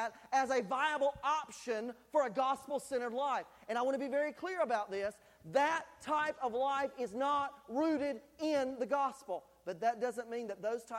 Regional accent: North Carolina, United States; now in Tennessee, United States; the culture that I was raised in North Carolina

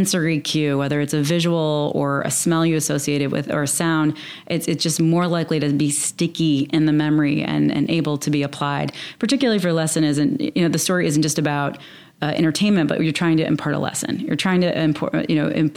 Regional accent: the South, United States; I'm from the South

